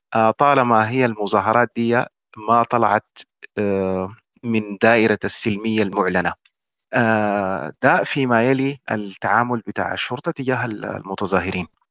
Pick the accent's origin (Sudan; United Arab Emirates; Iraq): Sudan; كشعب سوداني